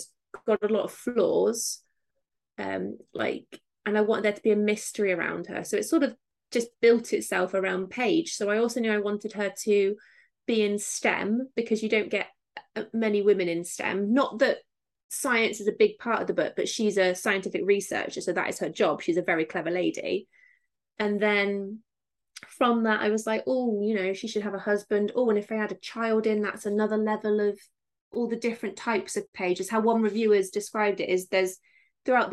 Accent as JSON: {"language": "English", "area": "Somerset", "region": "South West England", "country": "United Kingdom", "tie": "born or raised there", "accent": "Somerset", "said": "I'm from Somerset, so they all talk like this."}